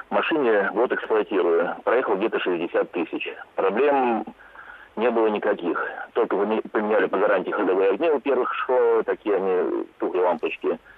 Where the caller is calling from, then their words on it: Saint Petersburg, Russia; Насчет запчастей, у нас, вот я из Питера звоню, в каждом магазине полно.